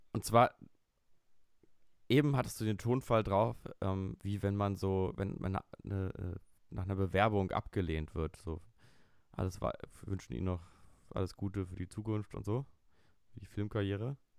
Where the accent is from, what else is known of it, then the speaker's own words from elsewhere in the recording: Berlin, Germany; aus meiner Kindheit hier in Berlin